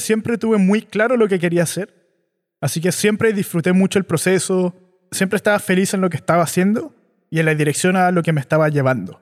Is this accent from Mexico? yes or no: no; Chile; Yo nací y crecí en Chile.